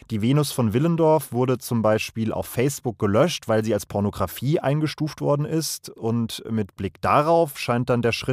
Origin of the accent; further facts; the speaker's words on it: Duisburg, North Rhine-Westphalia, Germany; ich komme aus Duisburg, einem der größten Stahlstandorte in Deutschland. Und ich komme aus dem Pott.